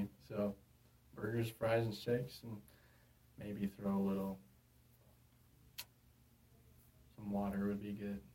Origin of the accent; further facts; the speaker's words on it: Peoria, Arizona, United States; I'm from Phoenix, Arizona, specifically the Peoria area, about 20 minutes northwest of Phoenix